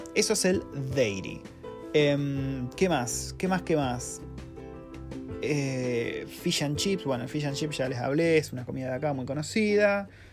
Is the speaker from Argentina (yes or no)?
yes; Argentina; moved away as an adult; now in New Zealand; vivir en Nueva Zelanda siendo un argentino